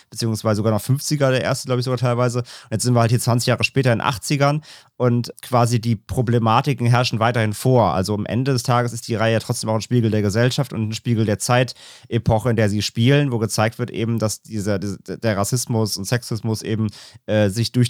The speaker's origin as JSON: {"language": "German", "country": "France", "second_language": "German", "said": "Also ich bin Franzose, also das, das ist bei mir auch ein gutes Film."}